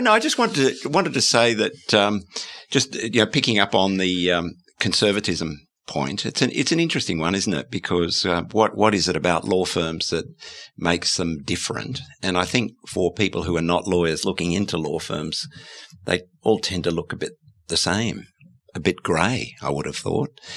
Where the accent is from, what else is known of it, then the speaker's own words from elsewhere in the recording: Australia; as an Australian